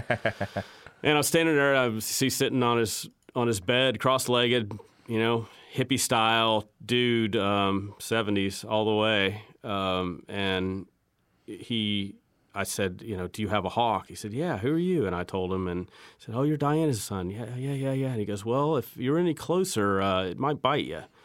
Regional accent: Terre Haute, Indiana, United States; now in North Carolina, United States; my hometown in Terre Haute

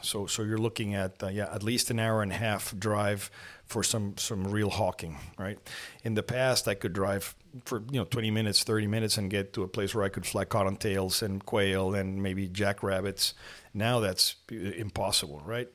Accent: Lima, Peru; also born or lived in Mexico City, Mexico; now in Monterrey, Mexico; I was born in Mexico City and then because of my, my mother's work, we moved to Lima, Peru.

